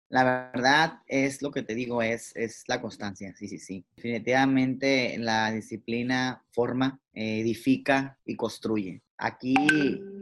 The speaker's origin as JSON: {"language": "Spanish", "town": "Mazatlán", "region": "Sinaloa", "country": "Mexico", "also_born_or_lived": "Mexico City", "moved": "yes", "said": "yo me llevé, toda mi ropa como que si nunca fuera a volver a Mazatlán"}